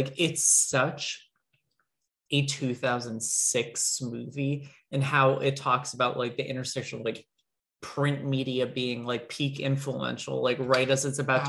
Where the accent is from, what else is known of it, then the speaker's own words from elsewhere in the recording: United States; I'm an American boy.